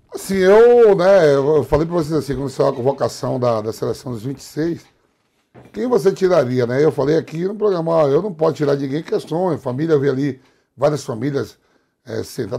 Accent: Northeast Brazil, Brazil; eu sou nordestino

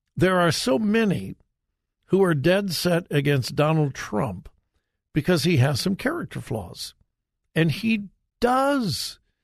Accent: Southern California, United States; moved away; I grew up in Southern California where, you know, it doesn't snow, it's not cold

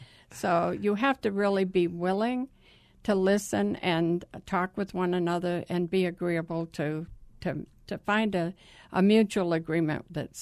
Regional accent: the East, United States; I'm from the East. He was from the South.

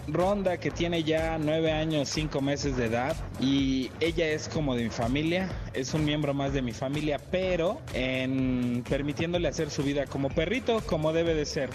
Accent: Puebla, Mexico; soy originario de Puebla

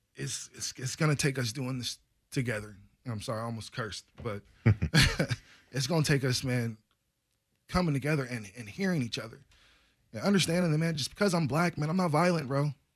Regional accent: United States; being an American

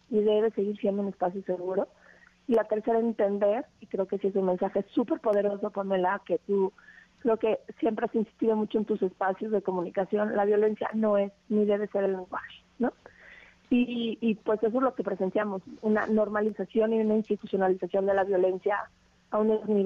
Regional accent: Mexico; Entonces, nosotros expresamos como mexicanos tener una enorme preocupación

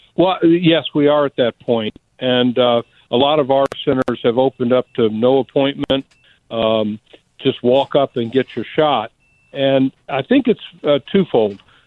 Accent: Alabama, United States; I'm living in a rural state. I'm from Alabama

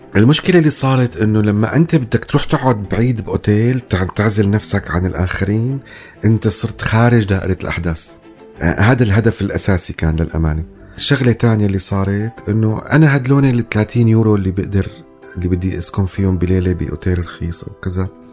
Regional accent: Damascus, Damascus Governorate, Syria; moved away as an adult; also born or lived in Lebanon / Calais, France; now in London, United Kingdom; أنا هون اتيتمت من دمشق ماتت دمشق بالنسبة لي

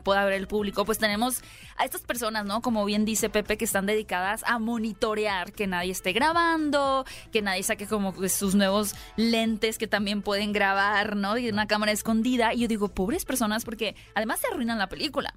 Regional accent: Hermosillo, Sonora, Mexico; desde que somos chicos, por ejemplo yo que soy de Hermosillo, escuchaba estos festivales de cine

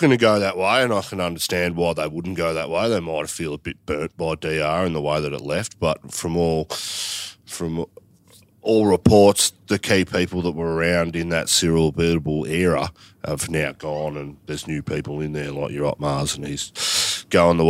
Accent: Australia; I'm an Aussie.

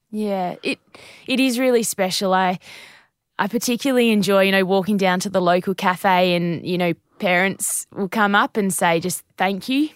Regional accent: Naracoorte, South Australia, Australia; I grew up in Narracort in the southeast of South

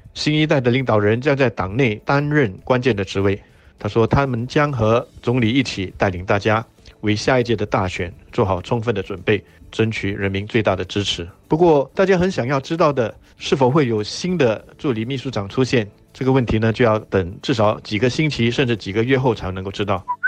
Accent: Singapore; 我们新加坡人

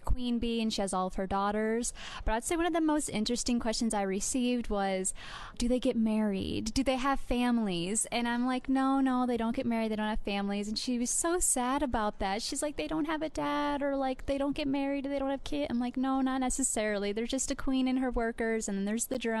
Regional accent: Iowa, United States; I'm from the state of Iowa

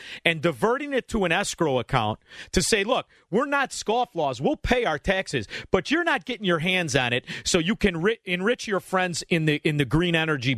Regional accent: Illinois, United States; we're from Illinois, brother.

